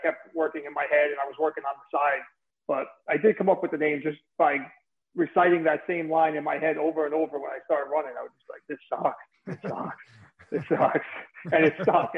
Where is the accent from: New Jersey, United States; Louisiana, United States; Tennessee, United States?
New Jersey, United States; accent: mesh of Brooklyn, Bronx, New Jersey; moved away as an adult; also born or lived in New York City; now in Hilton Head, United States; I'm living in Hilton Head, South Carolina now, but I'm originally from New Jersey